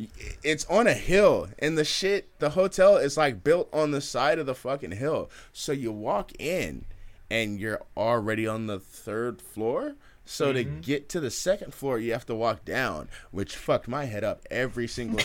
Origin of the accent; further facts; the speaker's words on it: Oakland, California, United States; we're from East Oakland, so we're bold.